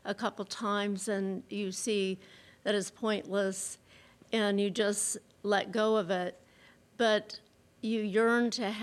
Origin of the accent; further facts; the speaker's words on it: Charlotte, North Carolina, United States; We're from Charlotte, North Carolina